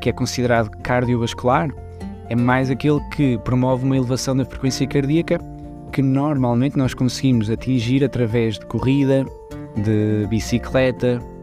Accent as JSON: {"language": "Portuguese", "country": "Portugal", "tie": "born or raised there", "also_born_or_lived": "Switzerland / Vila Real, Portugal", "moved": "as an adult", "lives_now": "Luxembourg", "said": "Eu nasci na Suíça, mas uh, os meus pais e a minha família uh, foram para Portugal muito cedo, então eu cresci praticamente em Portugal"}